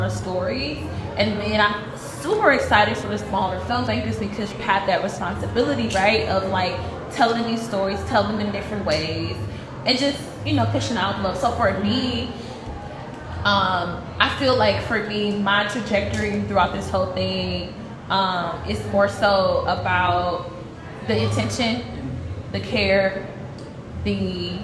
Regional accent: Milwaukee, Wisconsin, United States; I'm from Milwaukee

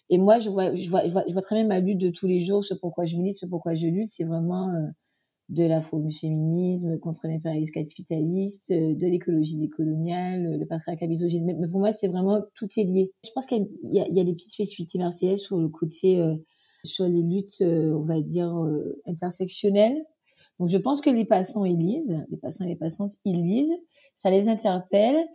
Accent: French Antilles, France; moved away; je suis afro-antillaise, donc ça veut dire que je suis née aux Antilles, j'ai grandi aux Antilles et je suis partie il y a 12 ans.

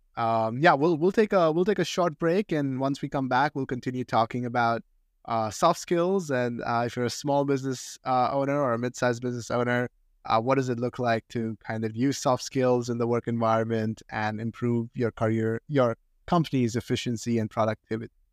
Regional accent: India; moved away as an adult; now in United States; I grew up in India and I went to high school in India

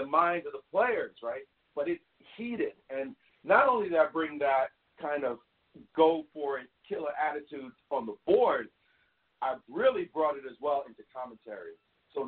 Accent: New York City, New York, United States; In Brownsville, we say never ran, never will. That's where I grew up

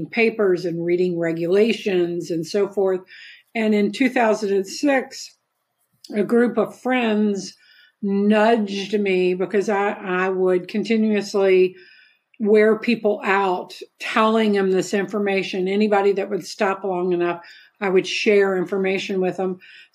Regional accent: Kentucky, United States; moved away; I'm from Kentucky originally

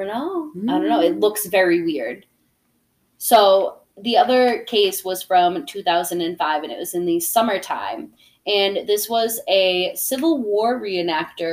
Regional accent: Plympton, Massachusetts, United States; also born or lived in Taunton, Massachusetts; now in Providence, United States; I grew up in Plimpton, Massachusetts, you know, where there was more chicken and cows than there were people

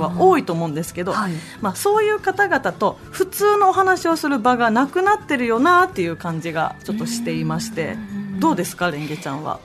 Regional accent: Mie, Japan; 私三重県出身

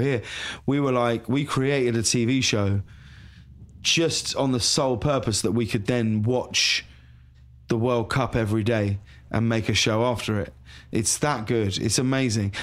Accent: High Wycombe, South East England, United Kingdom; moved away as an adult; also born or lived in London; now in Los Angeles, United States; I'm from High Wycombe," you know, in Buckinghamshire.

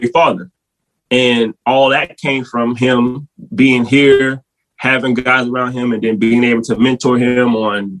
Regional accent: New Orleans, Louisiana, United States; I'm from New Orleans originally

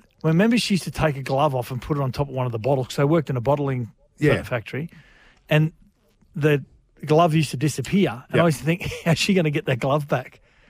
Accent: New South Wales, Australia; born there; I like to think I try and stay neutral because I was born in New South Wales.

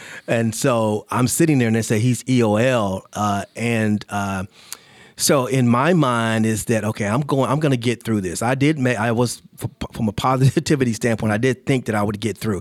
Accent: Charlotte, North Carolina, United States; I grew up in Charlotte

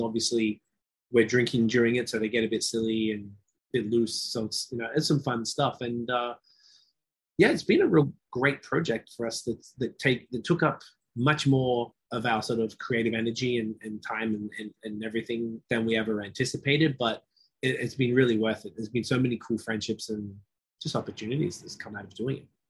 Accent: Australia; moved away as an adult; also born or lived in Toronto, Canada; now in Montreal, Canada; I'm from Australia, living out here in Canada for almost 12 years.

